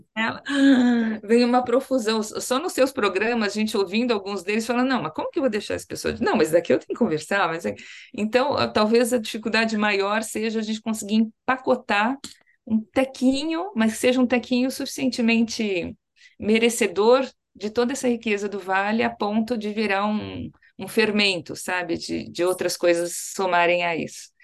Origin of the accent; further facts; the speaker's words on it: São Paulo, Brazil; eu falo muito orgulhosa como paulista também, além de como brasileira